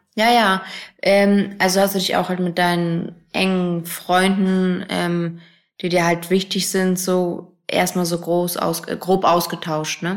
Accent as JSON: {"language": "German", "region": "Hamburg", "country": "Germany", "tie": "born or raised there", "moved": "as an adult", "lives_now": "Berlin, Germany", "said": "ich bin ja in Hamburg groß geworden, wohne jetzt auch noch nicht lange in Berlin"}